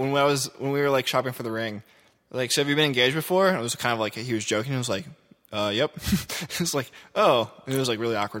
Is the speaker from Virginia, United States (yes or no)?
no; Louisville, Kentucky, United States; Anyway, I grew up in Louisville.